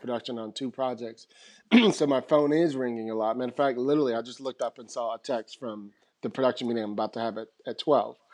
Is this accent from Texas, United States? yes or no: no; San Francisco, California, United States; moved away as an adult; now in Los Angeles, United States; I grew up pretty much in San Francisco